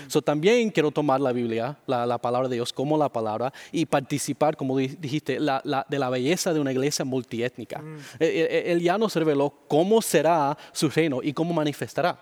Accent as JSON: {"language": "Spanish", "town": "Miami", "region": "Florida", "country": "United States", "tie": "born or raised there", "second_language": "Spanish", "moved": "yes", "said": "yo nací y crecí en Miami, Florida"}